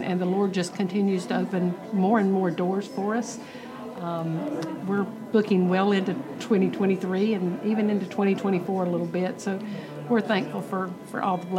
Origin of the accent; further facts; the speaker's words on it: Monroe, North Carolina, United States; We're from Monroe, North Carolina, right outside of Charlotte. Been there all of our life.